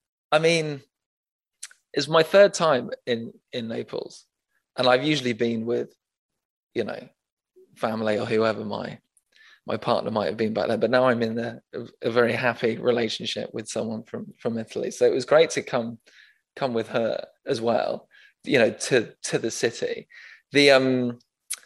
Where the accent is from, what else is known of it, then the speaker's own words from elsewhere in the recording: Manchester, North West England, United Kingdom; I was born in Manchester